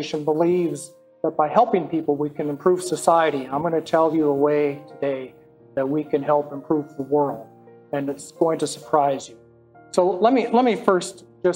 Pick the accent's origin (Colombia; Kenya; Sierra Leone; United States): United States; North Dakota; I'm from the Midwest. I grew up in North Dakota.